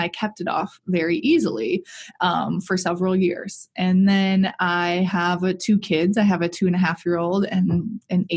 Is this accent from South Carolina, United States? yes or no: no; Milwaukee, Wisconsin, United States; I am from the Milwaukee area, born and raised here